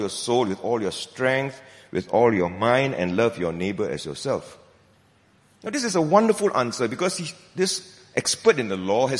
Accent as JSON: {"language": "English", "country": "Malaysia", "said": "I'm a Malaysian"}